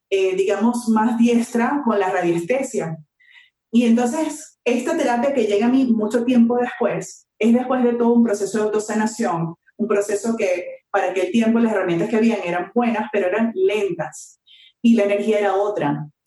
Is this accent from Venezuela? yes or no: yes; Venezuela; moved away as an adult; now in Mexico; primero yo soy venezolana. Eh, tengo enamorada de México unos siete años que vivo acá.